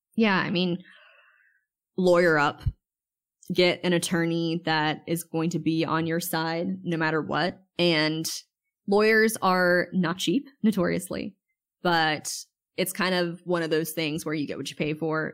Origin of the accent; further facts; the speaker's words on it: Wilmington, North Carolina, United States; moved away as an adult; we had moved back to my hometown in Wilmington, North Carolina